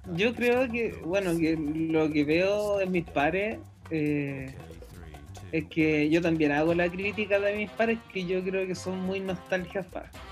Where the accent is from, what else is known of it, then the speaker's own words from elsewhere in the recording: Rancagua, O'Higgins, Chile; soy de Rancagua.